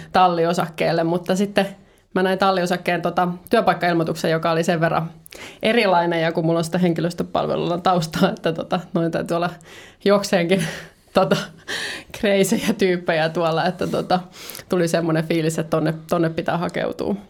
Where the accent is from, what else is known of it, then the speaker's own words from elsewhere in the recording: Turku, Southwest Finland, Finland; moved away as an adult; now in Helsinki, Finland; mä oon Turun seudut kotoisin